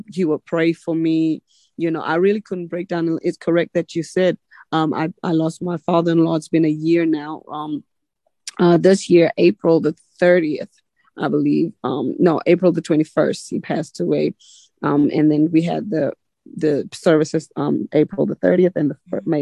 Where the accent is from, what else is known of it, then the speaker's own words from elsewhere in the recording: South Africa; now in United States; I still feel like I'm South African. Really, when I'm in South Africa, I just feel like ain't nothing like home